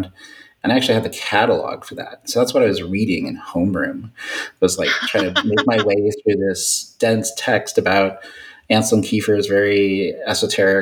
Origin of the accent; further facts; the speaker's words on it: St. Louis, Missouri, United States; moved away as an adult; also born or lived in Chicago, Illinois / Indiana; now in Moscow, Idaho, United States; I'm a Midwesterner from St. Louis, grew up there